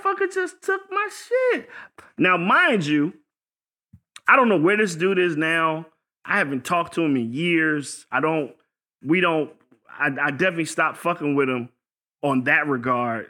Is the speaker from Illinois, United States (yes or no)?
no; Virginia, United States; I'm from Virginia